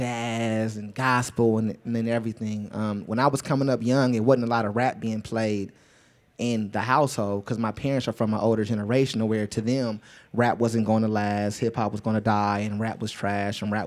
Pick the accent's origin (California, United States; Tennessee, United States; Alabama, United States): California, United States; Los Angeles; I'm really from Los Angeles, California. Crenshaw and Slauson area